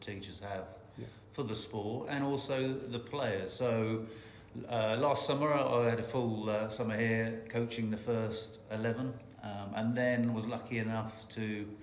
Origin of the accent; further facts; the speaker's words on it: Dorset, South West England, United Kingdom; I was born and bred in Dorset